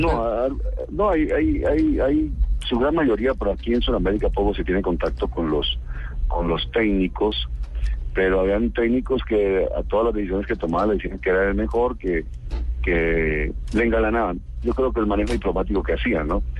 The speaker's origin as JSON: {"language": "Spanish", "country": "Colombia"}